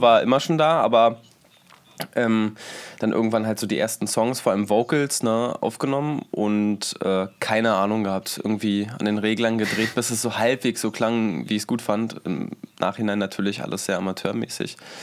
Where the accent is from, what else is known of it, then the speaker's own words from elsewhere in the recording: Berlin, Germany; first language German; ich bin Berliner sogar